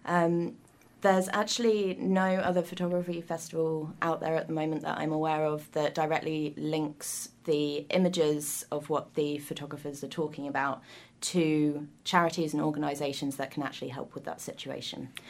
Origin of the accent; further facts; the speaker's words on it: United Kingdom; now in New Zealand; I'm from the U K